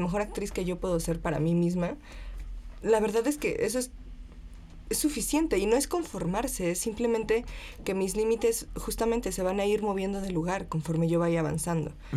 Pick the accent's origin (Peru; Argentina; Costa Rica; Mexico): Mexico; Taxco, Guerrero; now in Mexico City, Mexico; plateros de Tasco, que es de donde yo soy